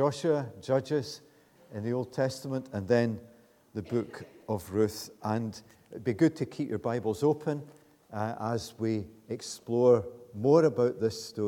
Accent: Glasgow, Scotland, United Kingdom; also born or lived in Muirhead / Coatbridge; now in Pitlochry, United Kingdom; I grew up in Easterhouse before the infamous housing scheme was built. Then we moved to Muirhead and from there came up to Coatbridge to school, secondary school

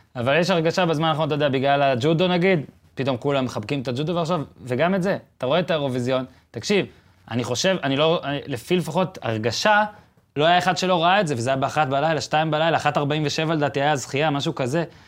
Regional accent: Israel; אני שואל את השאלה הזאת כישראלי

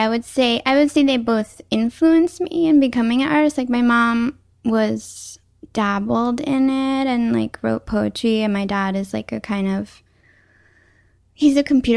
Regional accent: Schodack, New York, United States; moved away as an adult; also born or lived in New Mexico; now in New York City, United States; I grew up in upstate New York in a town called Skodak.

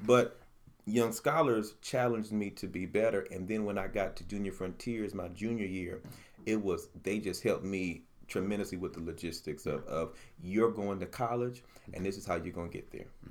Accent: Utica, New York, United States; So I came from North Utica, JFK. I lived in North Utica as well.

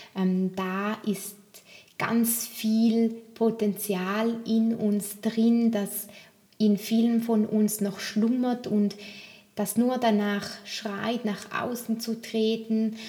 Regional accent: Toggenburg, St. Gallen, Switzerland; bei mir im Raum, wo ich auch aufgewachsen bin in Tockenburg, wo ich herkomme

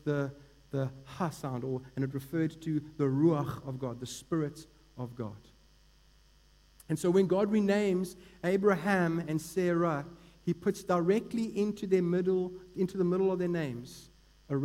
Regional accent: Eastern Cape, South Africa; I grew up in the Eastern Cape and was pretty much immersed in the Xhosa culture

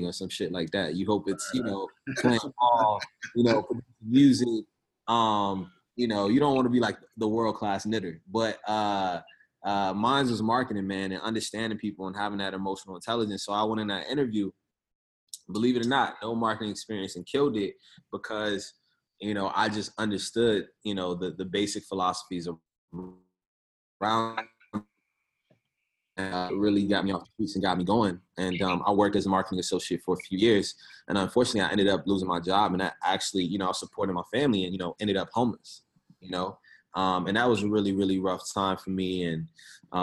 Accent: Richmond, Virginia, United States; I'm originally from Richmond, Virginia, South Side. Grew up in the project, South Side, Richmond

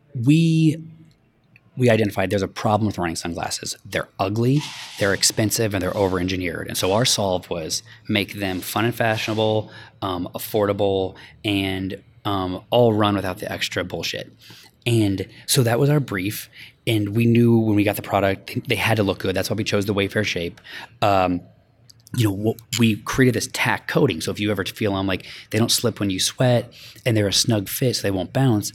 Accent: Denver, Colorado, United States; moved away as an adult; now in Los Angeles, United States; I grew up in Denver. I moved to L A eleven years ago.

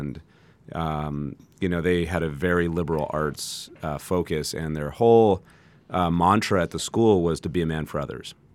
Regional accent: San Jose, California, United States; moved away as an adult; now in Santa Barbara, United States; I grew up in San Jose, uh, now Silicon Valley

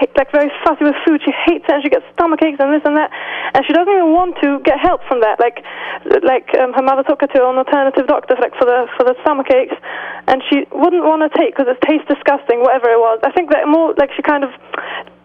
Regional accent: London, United Kingdom; accent: British; we're from London

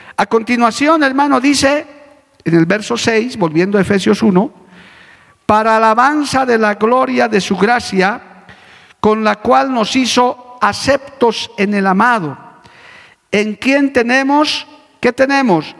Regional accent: Bolivia; como boliviano que soy, conjunto con mis compatriotas

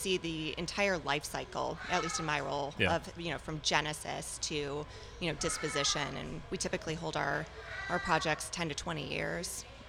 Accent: Chicago, Illinois, United States; moved away as an adult; now in Dallas, United States; I'm originally from Chicago, and my husband was transferred down here about 15 years ago for work.

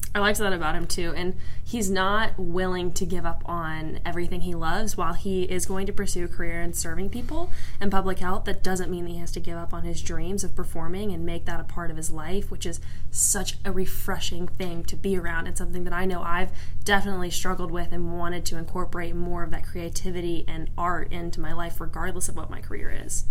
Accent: Charleston, United States; I'm from Charleston

